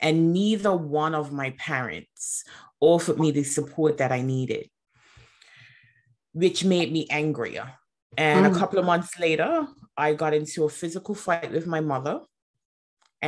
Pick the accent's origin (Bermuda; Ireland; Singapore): Bermuda; I'm from Bermuda, so a very small community, very small environment.